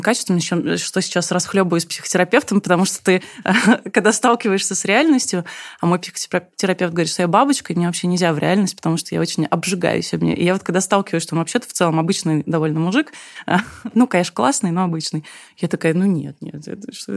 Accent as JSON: {"language": "Russian", "country": "Uzbekistan", "moved": "yes", "said": "я сама из Узбекистана, видишь, мне нужно отдавать дань корням"}